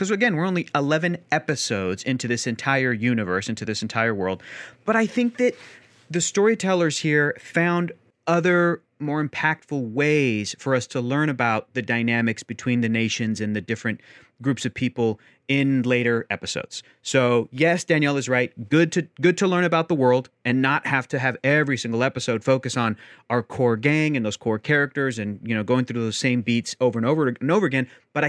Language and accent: English; the South, United States; I was raised in the South, and we have manners, Yana.